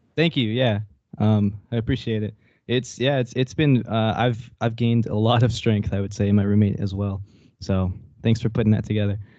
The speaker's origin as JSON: {"language": "English", "area": "near Corpus Christi", "region": "South Texas", "country": "United States", "tie": "born or raised there", "moved": "as an adult", "lives_now": "Denton, United States", "said": "I grew up in South Texas"}